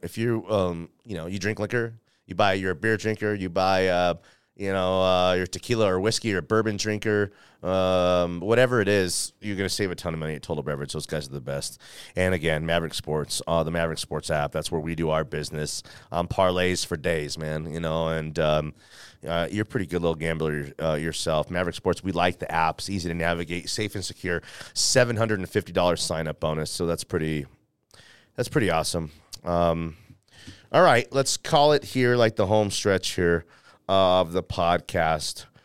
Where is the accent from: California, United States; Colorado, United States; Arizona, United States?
Colorado, United States; Denver; I grew up in Bear Valley over there